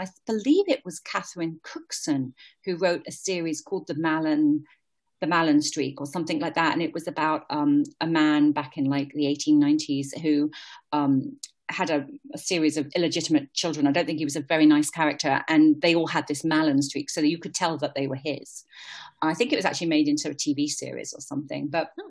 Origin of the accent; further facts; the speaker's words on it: Shrewsbury, West Midlands, United Kingdom; accent: British; moved away as an adult; now in Austin, United States; And the town that I grew up in, Shrewsbury, it's a Tudor town. It's almost completely surrounded by England's longest river, which is the River Severn. And where it doesn't come together, there's a red sandstone castle, which is quite wonderful.